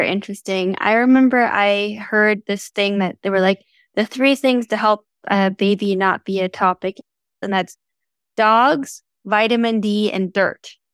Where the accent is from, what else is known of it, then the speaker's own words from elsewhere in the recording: Canada; I'm from Canada, and my dad loves to throw on fires